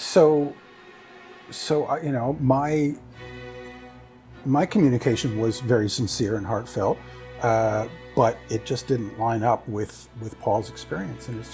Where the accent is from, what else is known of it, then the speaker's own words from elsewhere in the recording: United States; as an American